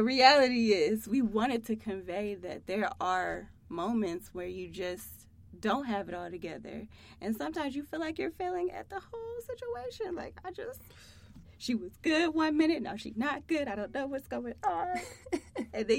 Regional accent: Akron, Ohio, United States; now in Columbus, United States; I am originally from Akron, Ohio, but now I live here in Columbus

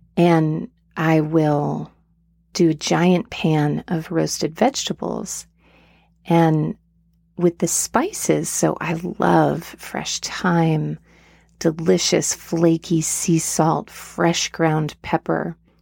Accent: Asheville, North Carolina, United States; my hometown of Asheville, North Carolina

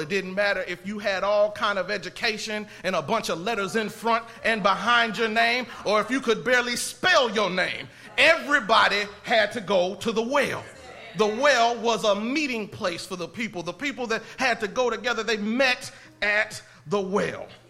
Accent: Indiana, United States; now in Texas, United States; I'm not from Texas. I'm from Indiana.

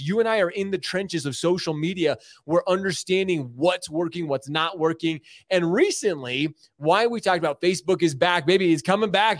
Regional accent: Utah, United States; also born or lived in Michigan; Being from Michigan, born in Michigan, I typically don't say that 'cause I always say I'm from Utah 'cause I'm a Utah dude.

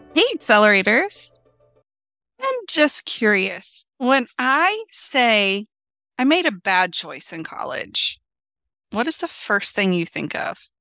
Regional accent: United States; we, as American citizens

